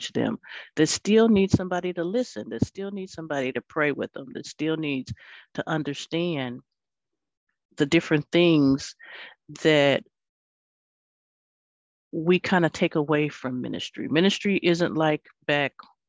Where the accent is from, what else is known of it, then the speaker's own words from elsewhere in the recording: Los Angeles, California, United States; I grew up in Los Angeles